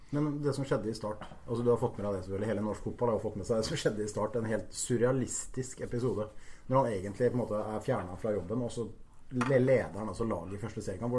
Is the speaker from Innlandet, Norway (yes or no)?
no; Halden, Østfold, Norway; som haldenser og fotballmann